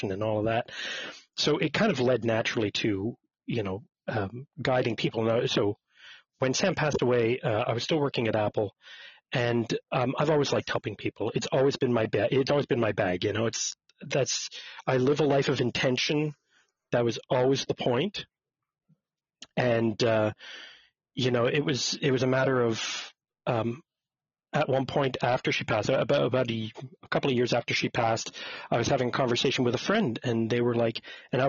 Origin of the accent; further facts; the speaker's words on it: Montreal, Quebec, Canada; I was born and raised in Montreal, Quebec, Canada.